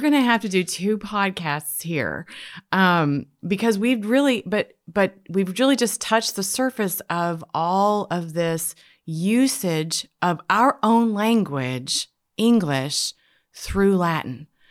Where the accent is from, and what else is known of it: Canada; born or raised there; now in United States